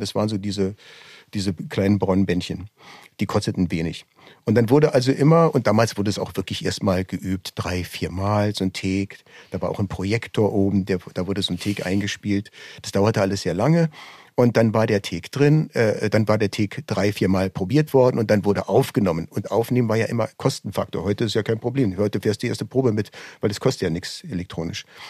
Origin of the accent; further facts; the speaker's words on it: Berlin, Germany; also born or lived in Düsseldorf; Ich bin zwar in Düsseldorf geboren, allerdings hört man unschwer, dass ich in Berlin aufgewachsen bin.